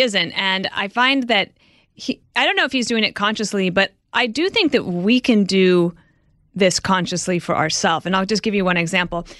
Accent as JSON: {"language": "English", "region": "Midwest", "country": "United States", "also_born_or_lived": "New York", "moved": "yes", "said": "I'm from the Midwest, and when I came to New York at first"}